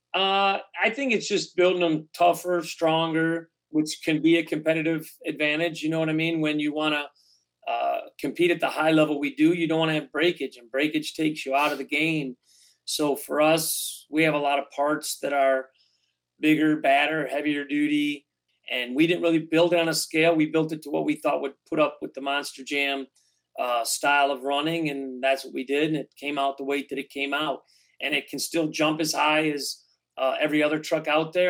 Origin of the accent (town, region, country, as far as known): Detroit, Michigan, United States; born or raised there